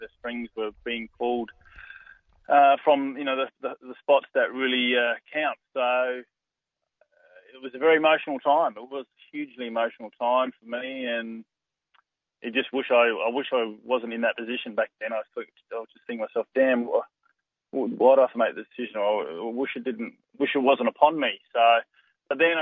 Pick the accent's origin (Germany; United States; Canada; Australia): Australia; Adelaide, South Australia; moved away as an adult; also born or lived in Melbourne; my home state of South Australia and in Adelaide